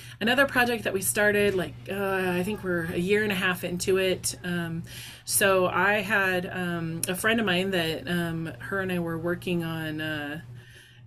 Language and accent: English; Idaho, United States; also born or lived in Montana; now in Alaska, United States; Growing up in Idaho and in Montana